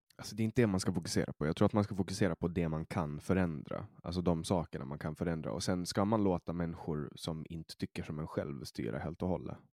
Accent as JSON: {"language": "Swedish", "country": "Åland Islands", "also_born_or_lived": "Stockholm, Sweden", "lives_now": "Åland", "said": "jag är från Åland och här är ju, vi pratar ju svenska"}